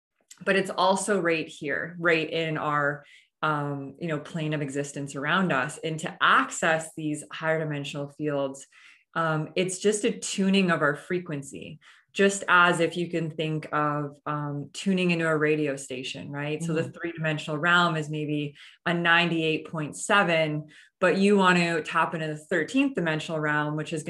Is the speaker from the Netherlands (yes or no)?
no; Canada; moved away as an adult; now in Austin, United States; I recently just moved to Austin, Texas. I'm originally from Canada.